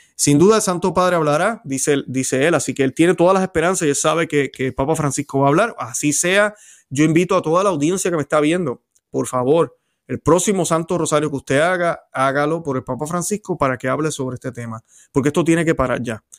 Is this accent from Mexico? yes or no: no; Puerto Rico; en mi país, en Puerto Rico